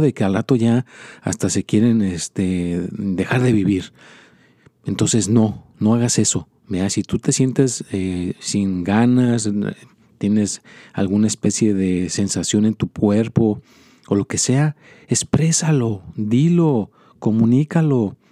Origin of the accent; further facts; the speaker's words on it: Mexico; moved away; yo soy mexicano